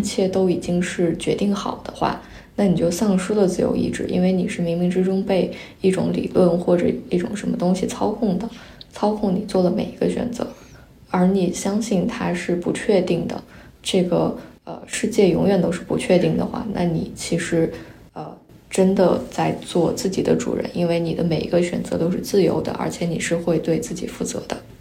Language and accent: Chinese; Qinghai, China; first language Mandarin; now in Singapore; 我在青海长大，然后，但是我家里的人都不是青海本地的，他们来自五湖四海